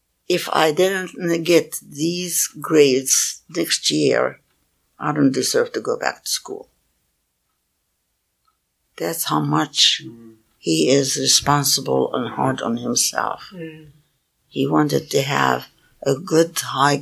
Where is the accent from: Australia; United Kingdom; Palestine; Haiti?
Palestine; now in United States; I told her I was Palestinian